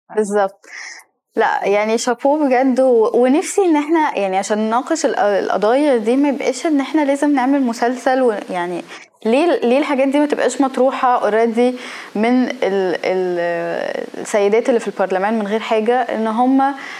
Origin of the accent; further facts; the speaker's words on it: Egypt; احنا كمصريين